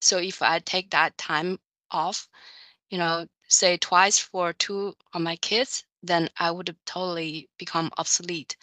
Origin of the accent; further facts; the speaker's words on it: China; moved away as an adult; also born or lived in United States; now in Chicago, United States; I grew up in China